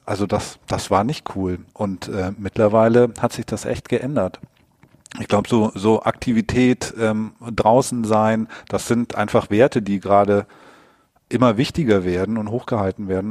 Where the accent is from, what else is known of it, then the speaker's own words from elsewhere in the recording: Southern Germany, Germany; now in Hamburg, Germany; Ich bin in Süddeutschland groß geworden